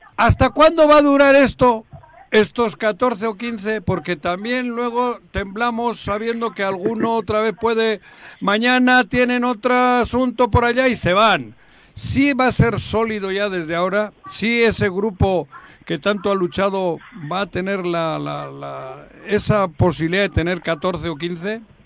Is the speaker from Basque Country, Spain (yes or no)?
yes; Bilbao, Basque Country, Spain; moved away as an adult; now in Mexico; yo nací en Bilbao, viví muchos años allí, soy vasco